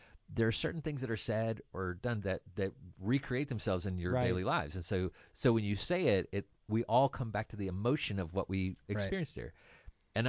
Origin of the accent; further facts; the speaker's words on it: Kentucky, United States; I'm from Kentucky.